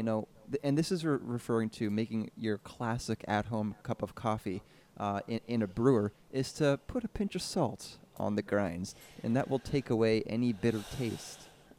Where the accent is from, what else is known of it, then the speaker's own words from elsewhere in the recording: Canada; I'm from Canada, eh?